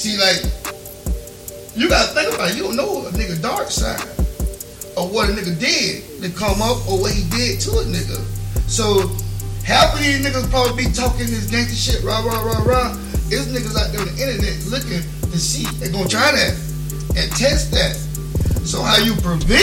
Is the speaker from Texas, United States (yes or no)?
no; Plant City, Florida, United States; also born or lived in Lakeland, Florida; I'm from Plant City.